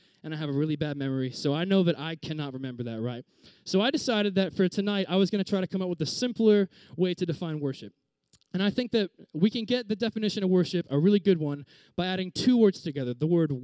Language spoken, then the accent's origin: English; Reading, Pennsylvania, United States; moved away as an adult; also born or lived in Virginia; I'm from Reading, Pennsylvania, which is kind of like a sub-city area of Philadelphia